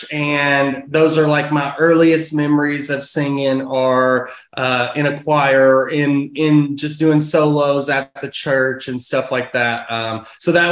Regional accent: Russellville, Kentucky, United States; moved away as an adult; now in Nashville, United States; Born and raised in Russellville, Kentucky, which is just like an hour and 20 minutes north

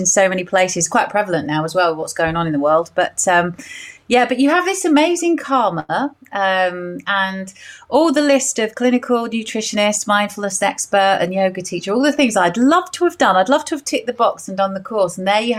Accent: Essex, East of England, United Kingdom; now in Cheshire, United Kingdom; I actually came from Essex and now I live up in Cheshire, and it took a long while for people to, you know, not judge me from coming from Essex. And now I'm a Chessex girl

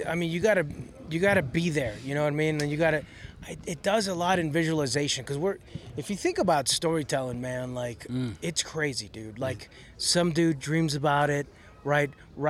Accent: Chicago, Illinois, United States; I grew up in Chicago, man, by Cook County Jail.

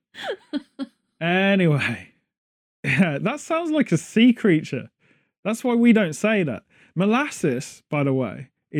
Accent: United Kingdom; The closest thing Americans have to jelly, being British, is jello

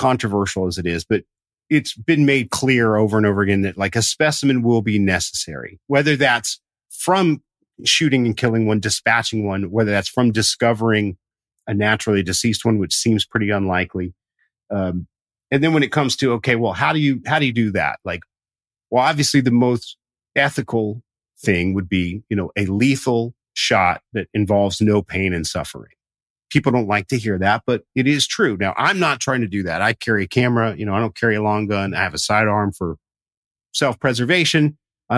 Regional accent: Southern Appalachia, United States; I grew up in Southern Appalachia

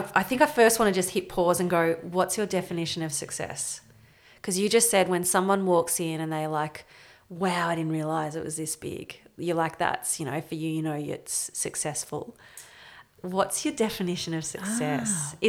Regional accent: Bendigo, Victoria, Australia; Like, as you said, I'm from Bendigo. We're a massive bike community, big, actually.

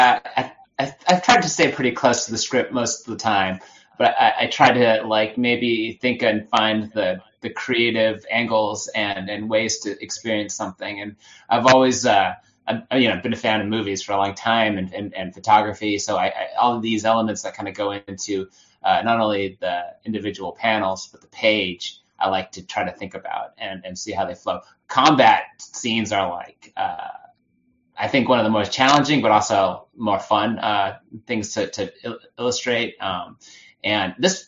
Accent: California, United States; also born or lived in New Jersey; being pretty much a California native, I was born in New Jersey, but we moved here when I was really young

